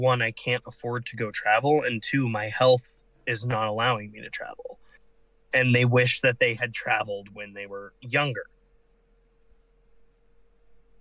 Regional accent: United States; I'm from America

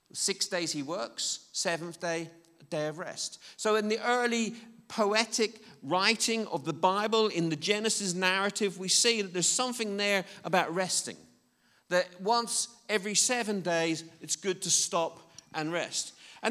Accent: Belfast, Northern Ireland, United Kingdom; I was brought up in I'm quite old, and I was brought up in in Belfast, Northern Ireland, which is a relatively strict Christian background.

